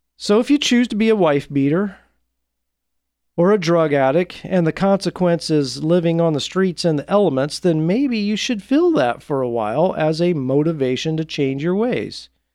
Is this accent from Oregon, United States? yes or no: yes; Portland, Oregon, United States; my hometown of Portland, Oregon